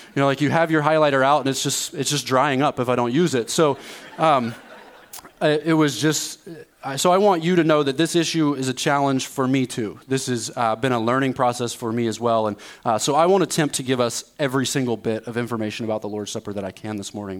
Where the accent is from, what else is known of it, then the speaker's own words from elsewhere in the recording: East Coast, United States; also born or lived in Dallas, Texas; now in Quad Cities, United States; I'm from the East Coast